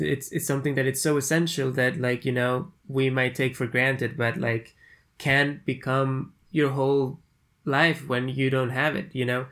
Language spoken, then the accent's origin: English; Peru; I'm from Peru, from South America